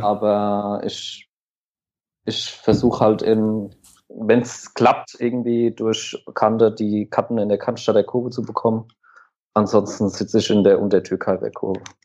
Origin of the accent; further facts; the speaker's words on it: near Aschaffenburg, Bavaria, Germany; Ich bin 27 Jahre alt und komme aus der Nähe von Aschaffenburg